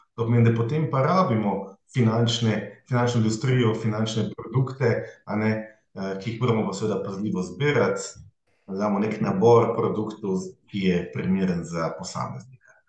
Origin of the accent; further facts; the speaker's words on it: Hrastnik, Zasavje, Slovenia; moved away as an adult; also born or lived in Maribor; now in Ljubljana, Slovenia; izhajam iz Zasavja, iz Hrastnika